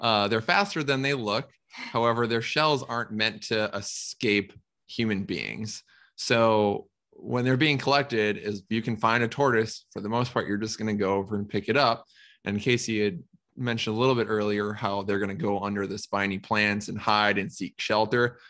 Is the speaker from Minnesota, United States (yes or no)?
yes; Minnesota, United States; I'm from Minnesota